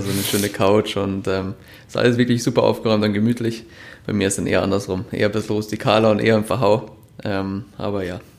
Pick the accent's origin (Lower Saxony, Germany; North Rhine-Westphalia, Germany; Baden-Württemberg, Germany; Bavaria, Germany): Bavaria, Germany; Munich; born there; ich bin in München geboren, sprich die Alpen sind mir ähm, bekannt